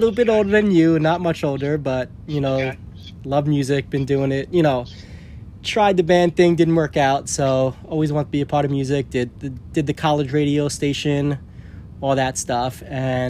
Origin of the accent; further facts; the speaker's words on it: New York City, New York, United States; from Staten Island in New York